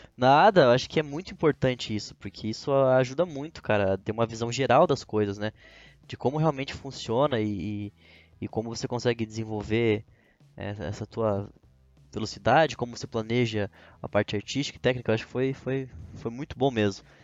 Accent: Brazil; como brasileiro

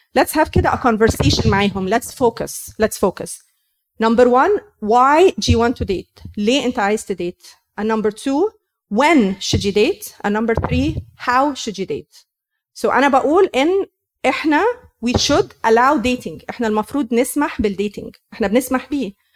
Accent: Egypt; moved away; احنا مصريين

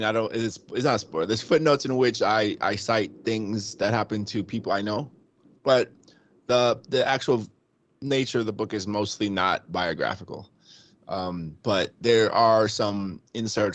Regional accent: Rockland County, New York, United States; also born or lived in Queens, New York; I was born in Queens and I moved to Rockland County

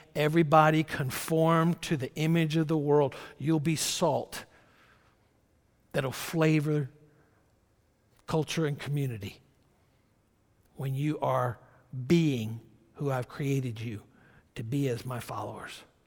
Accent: Georgia, United States; moved away; I'm kind of a, I guess, an old country boy. I was born in Georgia and lived there for the first number of years of my life.

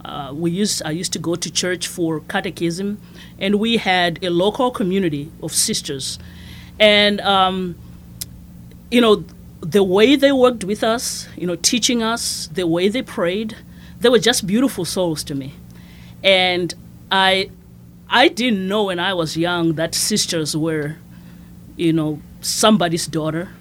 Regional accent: Masvingo, Zimbabwe; moved away as an adult; also born or lived in Shreveport, Louisiana; now in Lafayette, United States; I was born and raised in Zimbabwe

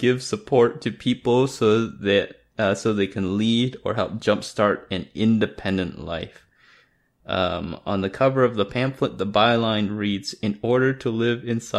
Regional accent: Canada; I'm Canadian

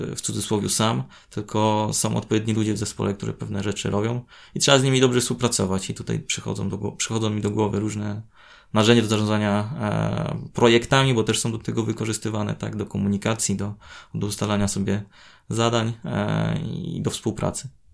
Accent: Chełmno, Kuyavian-Pomeranian Voivodeship, Poland; now in Gdańsk, Poland; do mojego rodzinnego miasta z Gdańska

